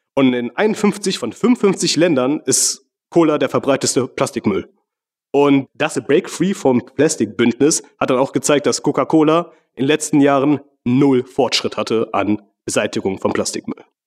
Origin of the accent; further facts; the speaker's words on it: Mauritius; moved away; in meiner Heimat, gegenüber von der Küste von Mauritius